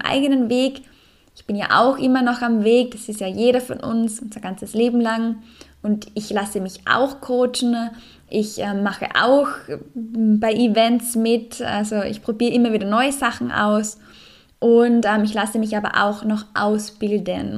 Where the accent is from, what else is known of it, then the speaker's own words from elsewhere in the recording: Salzburg, Austria; in meiner Heimat, im Salzburger Land